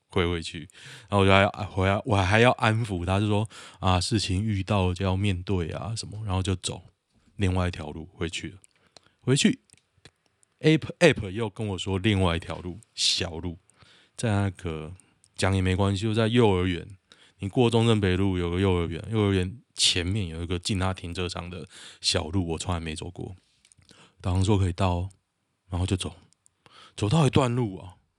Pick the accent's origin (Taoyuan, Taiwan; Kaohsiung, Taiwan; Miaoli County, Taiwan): Taoyuan, Taiwan; 我是桃园人